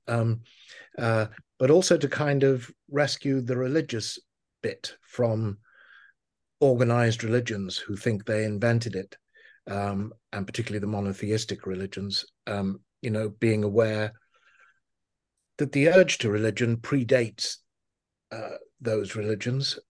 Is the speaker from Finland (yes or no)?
no; Liverpool, North West England, United Kingdom; I was, uh, born and raised in Liverpool